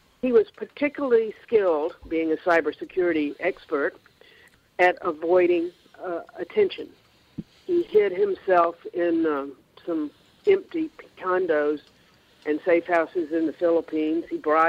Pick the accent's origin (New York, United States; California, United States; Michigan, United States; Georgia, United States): Georgia, United States; You know, I'm from Georgia, and everybody is on all sides of every issue, and I don't talk about any of that.